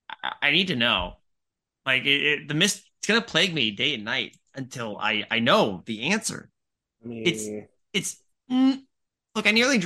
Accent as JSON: {"language": "English", "region": "England", "country": "United Kingdom", "said": "I'm from England."}